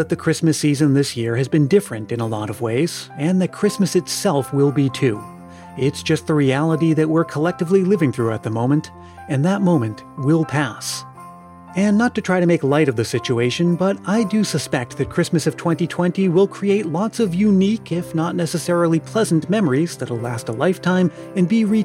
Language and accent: English; Stoughton, Massachusetts, United States; I grew up in New England, Stoughton, Massachusetts, to be exact